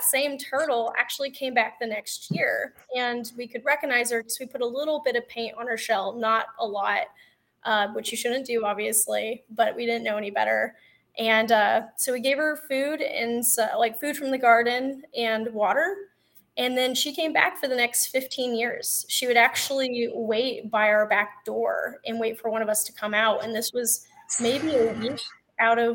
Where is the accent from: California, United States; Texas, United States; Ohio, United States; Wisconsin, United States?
Texas, United States; I grew up on a ranch in Texas